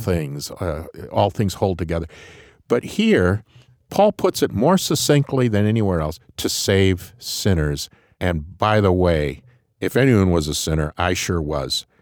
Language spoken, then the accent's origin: English; Grand Rapids, Michigan, United States; I came from Grand Rapids, Michigan